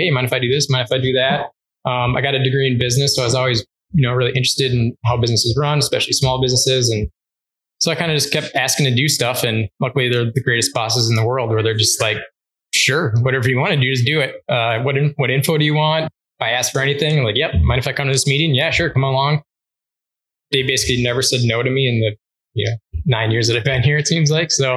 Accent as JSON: {"language": "English", "region": "Minnesota", "country": "United States", "moved": "as an adult", "lives_now": "Marquette, United States", "said": "I'm originally from Minnesota. I came up here in 2004"}